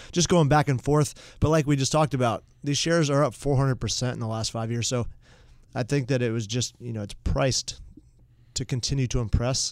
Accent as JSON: {"language": "English", "town": "Mooresville", "region": "North Carolina", "country": "United States", "tie": "born or raised there", "said": "growing up in Mooresville, North Carolina"}